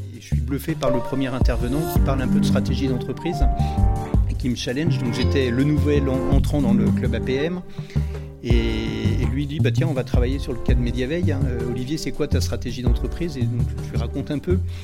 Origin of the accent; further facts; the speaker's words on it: Rennes, Brittany, France; je suis originaire de Rennes